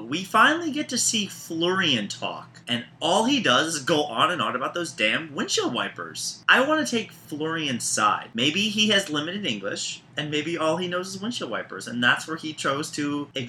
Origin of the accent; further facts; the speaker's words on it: Baltimore, Maryland, United States; I'm from Baltimore, Maryland.